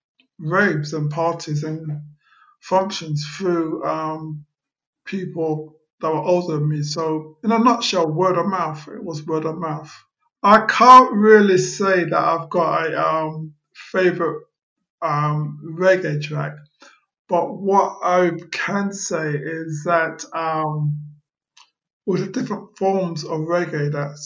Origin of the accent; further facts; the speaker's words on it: London, United Kingdom; now in Ealing, London, United Kingdom; I was born and raised in Brent